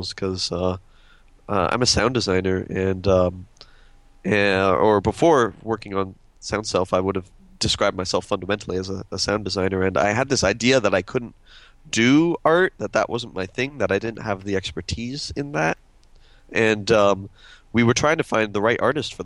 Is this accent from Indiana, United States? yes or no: no; Austin, Texas, United States; I'm from Austin